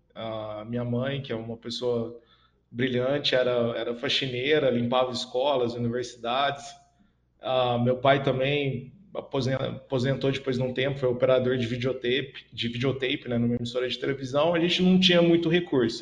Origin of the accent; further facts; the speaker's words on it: Franca, São Paulo, Brazil; minha cidade natal, que é Franca, né, no interior de São Paulo